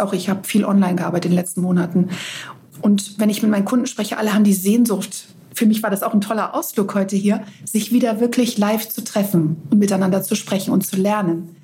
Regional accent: Northern Germany, Germany; also born or lived in Greece; bei uns in Norddeutschland

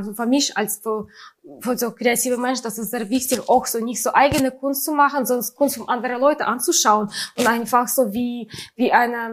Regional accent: Saint Petersburg, Russia; German is a second language; moved away; das ist so äh, meistens hier diese Sachen von St. Petersburg, von meiner Heimatstadt.

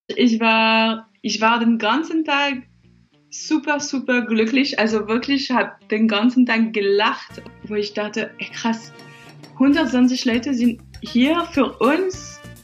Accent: France; now in Dresden, Germany; Ich bin Französin

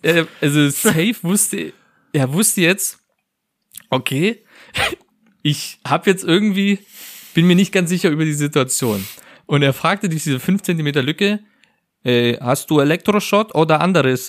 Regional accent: Germany; als Deutscher

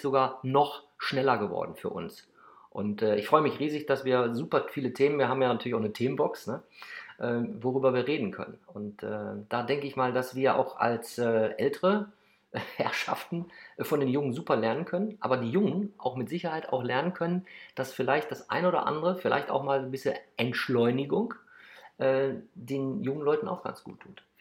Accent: Krefeld, North Rhine-Westphalia, Germany; geboren in Krefeld

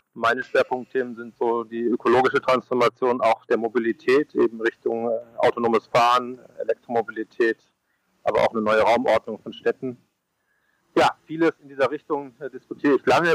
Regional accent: Munich, Bavaria, Germany; ich bin ja Münchner

